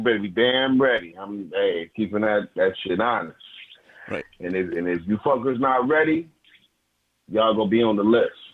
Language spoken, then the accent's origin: English; Detroit, Michigan, United States; moved away; I'm from Detroit